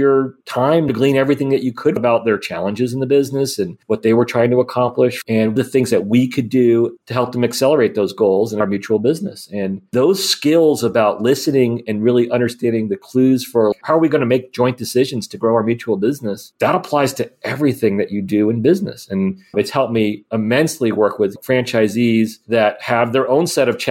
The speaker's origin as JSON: {"language": "English", "town": "Miami", "region": "Florida", "country": "United States", "tie": "born or raised there", "said": "I grew up in Miami, Florida."}